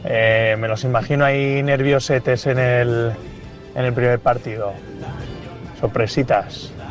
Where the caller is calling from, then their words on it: Valencia, Valencian Community, Spain; de Valencia.